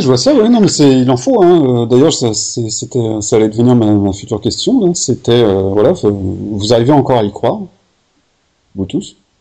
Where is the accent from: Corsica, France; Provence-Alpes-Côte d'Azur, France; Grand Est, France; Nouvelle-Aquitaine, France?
Corsica, France; moi je suis corse